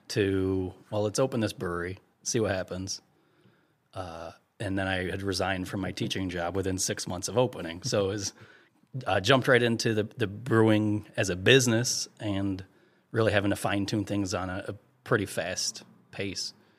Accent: United States; I'm American

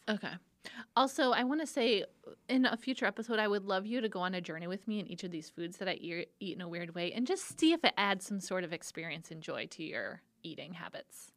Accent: Detroit, Michigan, United States; Detroit style. My hometown

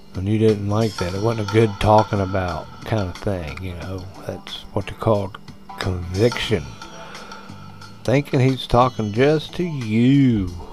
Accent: United States; as an American

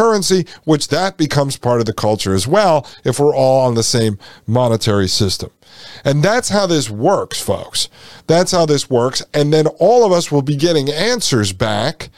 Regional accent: United States; Here in the United States, we used to celebrate our heritage under the banner of the American flag

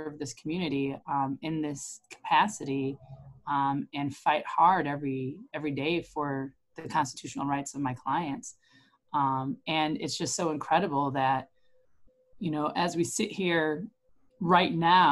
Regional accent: Elgin, Illinois, United States; moved away as an adult; also born or lived in Durham, North Carolina / Chicago / Geneva, Illinois; now in Aurora, United States; I'm actually originally from Elgin. I was born and raised in Elgin, went to public school in Elgin

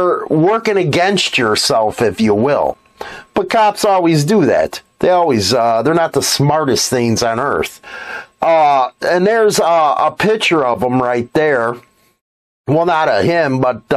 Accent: United States; I'm an American

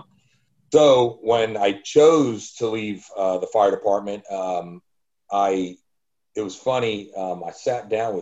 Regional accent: Tampa, Florida, United States; Mark and I grew up in the Tampa Bay area, so we have a lot of friends and family here

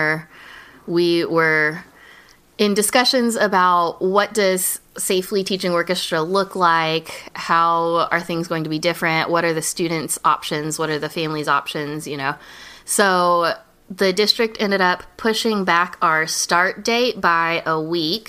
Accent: Houston, Texas, United States; I am a Houston native, born and raised in Clear Lake

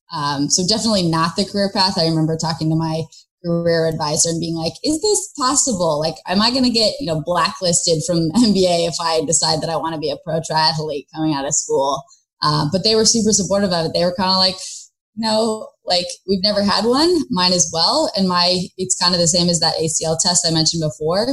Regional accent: San Francisco, California, United States; moved away as an adult; also born or lived in New York; I grew up in San Francisco

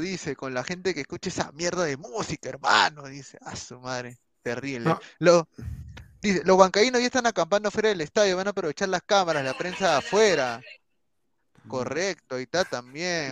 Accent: Peru; me priorizo primero como peruano

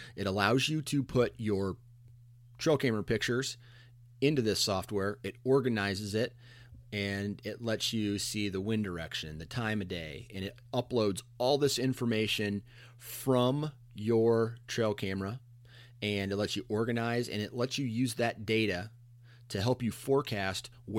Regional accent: Iowa, United States; cause I'm from Iowa. I'm in the eastern side of the state.

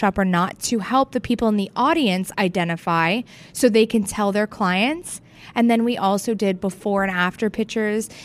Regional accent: Fort Lauderdale, Florida, United States; I'm from Fort Lauderdale

